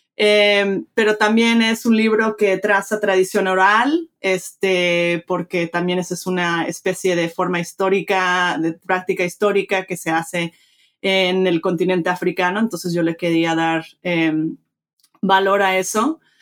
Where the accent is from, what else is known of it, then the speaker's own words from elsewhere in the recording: Mexico; moved away; me crié en México, este, padre mexicano, de madre americana, crecí bilingüe, bicultural